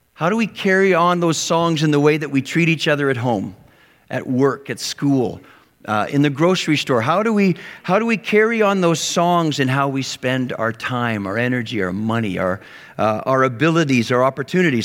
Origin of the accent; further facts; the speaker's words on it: Western Canada, Canada; moved away; I grew up in Western Canada